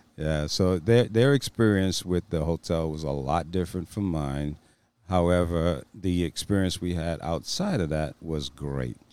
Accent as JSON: {"language": "English", "region": "East Coast", "country": "United States", "moved": "yes", "said": "We're both from the East Coast, and we left there for a reason"}